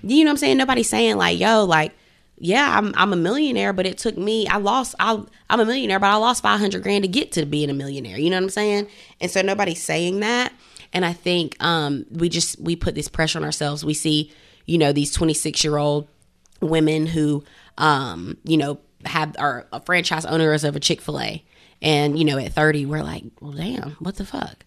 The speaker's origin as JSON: {"language": "English", "town": "Greenville", "region": "South Carolina", "country": "United States", "tie": "born or raised there", "said": "growing up in Greenville, South Carolina"}